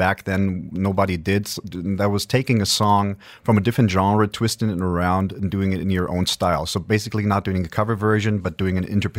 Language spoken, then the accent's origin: English; Germany; also born or lived in Accra, Ghana / Barrie, Canada; No, I grew up in Germany most of the time. I grew up in Africa, in Ghana, Accra, and also in Canada, in Barrie, Ontario. Yeah. And that's where the accent is from, because people ask me, you're German.